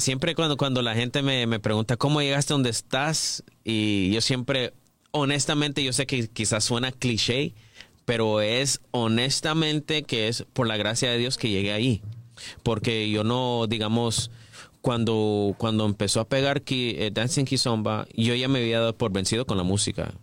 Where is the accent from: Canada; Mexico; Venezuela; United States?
Canada; creciendo en Canadá, uno creciendo escuchando hip hop, pop music, RB